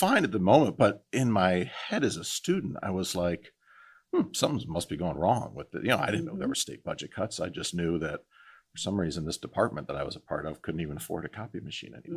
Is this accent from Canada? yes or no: no; Northeast Ohio, United States; growing up in Northeast Ohio